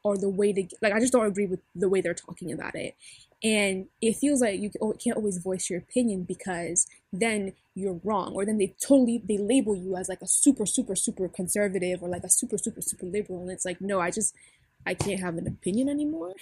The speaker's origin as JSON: {"language": "English", "country": "Cameroon", "said": "I'm Cameroonian"}